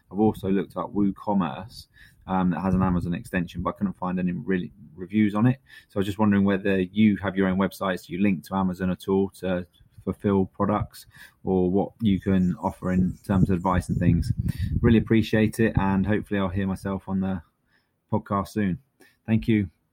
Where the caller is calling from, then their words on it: Antigua & Barbuda; I'm calling from Antigua in the Caribbean.